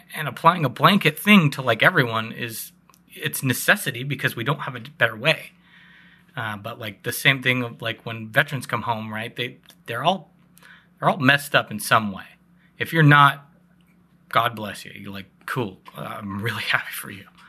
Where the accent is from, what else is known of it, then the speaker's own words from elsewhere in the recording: Northwest, United States; we're National Guard, so, like, we're all from the Northwest